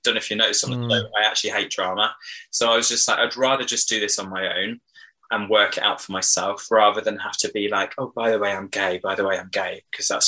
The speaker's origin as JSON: {"language": "English", "area": "Hoxne, Suffolk", "region": "East of England", "country": "United Kingdom", "tie": "born or raised there", "said": "I grew up in Suffolk in a tiny village called Hoxton near Diss"}